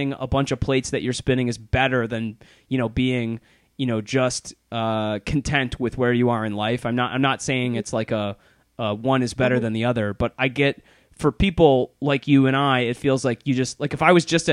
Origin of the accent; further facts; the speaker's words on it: Plymouth, Michigan, United States; now in Chicago, United States; my hometown of Plymouth, Michigan